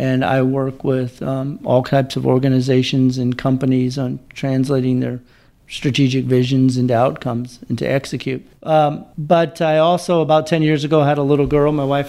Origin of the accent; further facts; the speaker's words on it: Breese, Illinois, United States; I'm locally raised from Southern Illinois. I live in a little town called Breeze, about 40 miles east of downtown St. Louis.